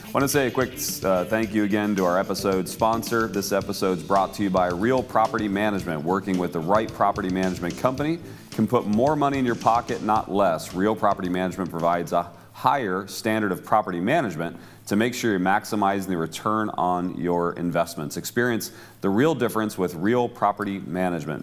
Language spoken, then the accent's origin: English; Cleveland, Ohio, United States; I grew up in the Cleveland area